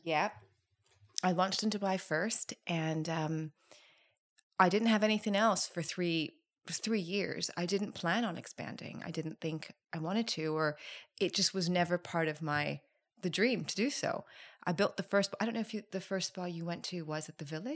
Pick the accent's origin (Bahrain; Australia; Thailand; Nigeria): Thailand; I'm from Thailand